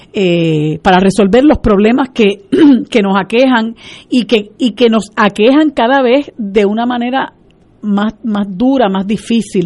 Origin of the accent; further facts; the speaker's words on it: Puerto Rico; la situación de la calidad de vida de nosotros como puertorriqueños y puertorriqueñas ha ido empeorando